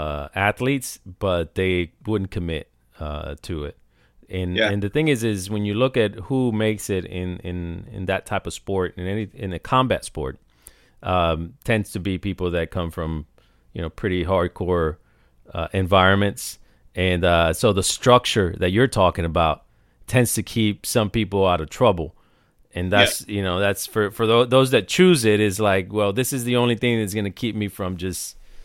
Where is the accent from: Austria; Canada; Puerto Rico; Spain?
Puerto Rico; now in United States; I grew up in Puerto Rico